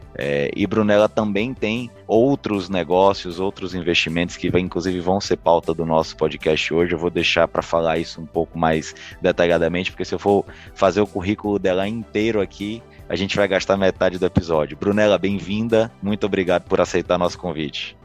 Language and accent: Portuguese; Bahia, Brazil; accent: Bahian; moved away as an adult; now in Espírito Santo, Brazil; eu sou baiano, meu sotaque não faz, não tem como esconder muito